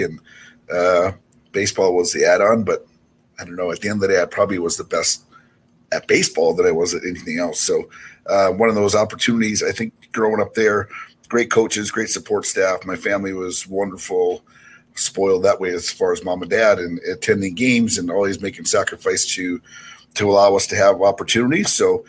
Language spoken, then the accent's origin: English; Eau Claire, Wisconsin, United States; also born or lived in Philippines; We were born in the Philippines and moved to stateside at an early age and really grew up in Eau Claire, Wisconsin, straight east of Minneapolis by about an hour.